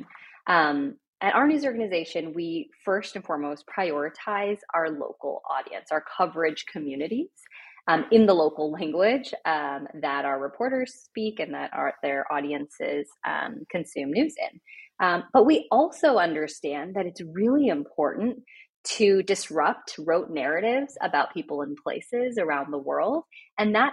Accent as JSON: {"language": "English", "town": "Toronto", "region": "Ontario", "country": "Canada", "tie": "born or raised there", "said": "in Toronto where I was growing up"}